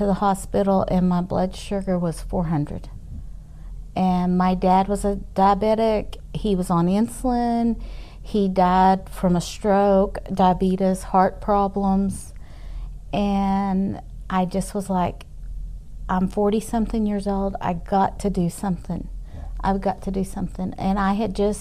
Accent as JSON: {"language": "English", "town": "Amarillo", "region": "Texas", "country": "United States", "tie": "born or raised there", "also_born_or_lived": "Tyler, Texas / Houston, Texas", "said": "was raised here most of my life"}